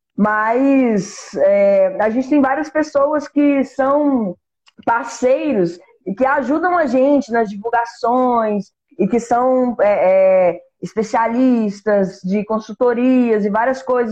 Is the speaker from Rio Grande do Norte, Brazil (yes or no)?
no; Minas Gerais, Brazil; a gente é mineiro